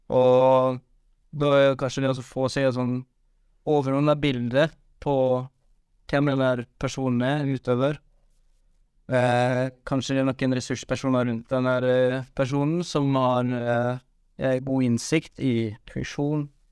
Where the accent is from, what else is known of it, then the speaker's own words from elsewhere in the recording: Western Norway, Norway; jeg er fra Vestlandet